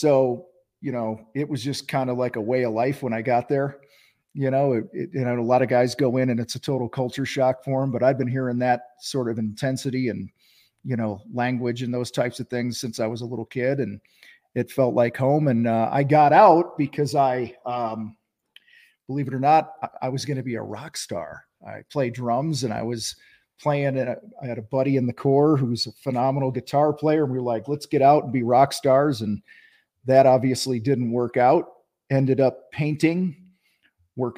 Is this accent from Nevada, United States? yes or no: no; Wheaton, Illinois, United States; I grew up in Wheaton, Illinois, about an hour west of Chicago.